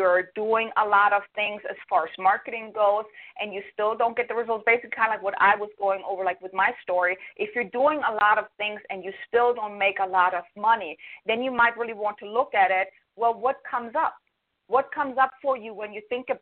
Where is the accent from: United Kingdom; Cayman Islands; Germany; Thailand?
Germany; moved away as an adult; now in United States; I'm from Germany. I came to the States almost 12 years ago